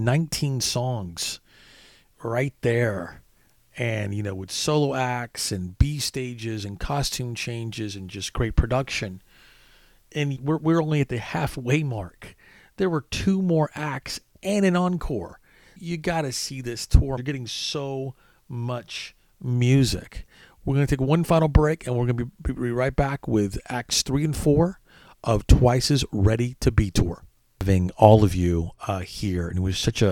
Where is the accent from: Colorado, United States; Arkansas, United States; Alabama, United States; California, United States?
Arkansas, United States; I'm from Arkansas